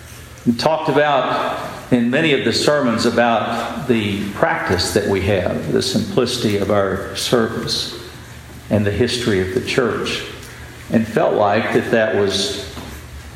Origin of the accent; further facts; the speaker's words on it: West Texas, United States; moved away as an adult; I grew up in West Texas and lived there the first 30 years of my life